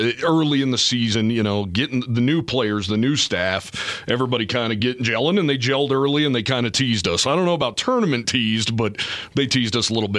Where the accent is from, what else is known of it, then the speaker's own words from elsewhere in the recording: Wyoming, United States; I'm from Wyoming